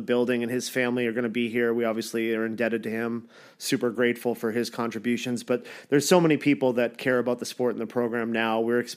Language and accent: English; Toronto area, and London, Ontario, Canada; now in United States; I'm from Toronto land area, and London, Ontario